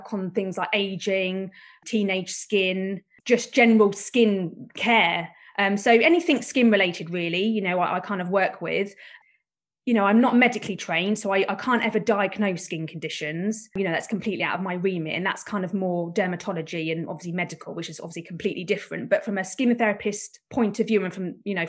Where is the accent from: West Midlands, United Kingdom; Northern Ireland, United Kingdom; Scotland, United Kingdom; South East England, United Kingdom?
South East England, United Kingdom; Buckinghamshire; I'm from Buckinghamshire